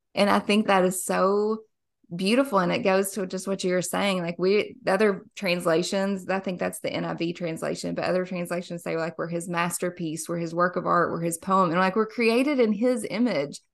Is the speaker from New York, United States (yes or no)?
no; Somerset, Kentucky, United States; I am born and raised in a small little lake town in Somerset, Kentucky.